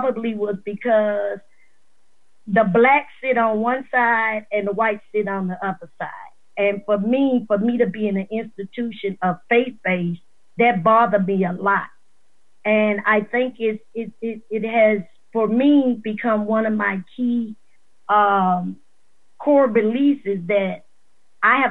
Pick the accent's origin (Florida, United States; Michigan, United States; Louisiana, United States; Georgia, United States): Louisiana, United States; Maringouin; born and raised in Marion, Louisiana, which is a little town in northern Iberville Parish